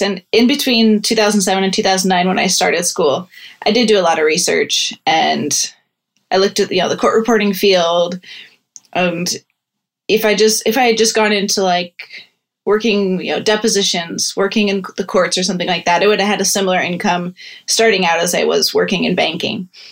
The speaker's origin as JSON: {"language": "English", "region": "Iowa", "country": "United States", "moved": "yes", "lives_now": "Pittsburgh, United States", "said": "I'm actually from Iowa"}